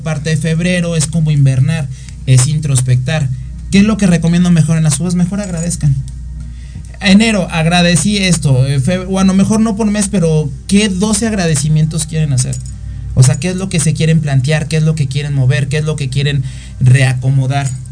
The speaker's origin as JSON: {"language": "Spanish", "country": "Mexico", "said": "yo soy costeño, yo soy de tierra caliente"}